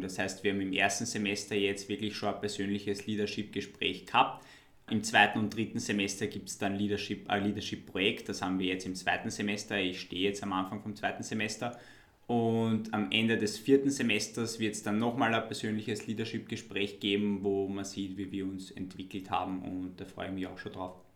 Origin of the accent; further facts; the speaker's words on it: Wiener Neustadt, Lower Austria, Austria; für mich als Wiener Neustädter